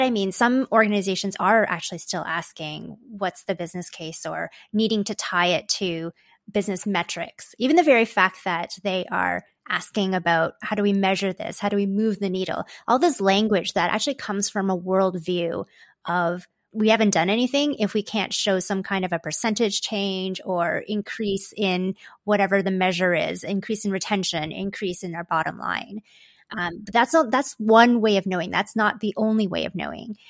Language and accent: English; Toronto, Ontario, Canada; also born or lived in Hong Kong; My parents and I moved here when I was just a baby. So I feel like I grew up in Canada, although technically I was an immigrant.